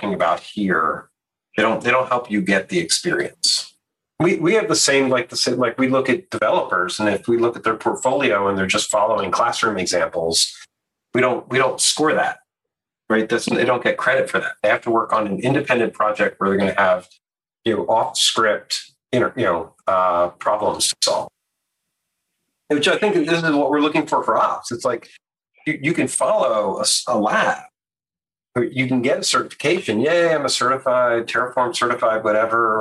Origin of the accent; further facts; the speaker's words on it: Baltimore, Maryland, United States; moved away; also born or lived in New Orleans; I grew up in Baltimore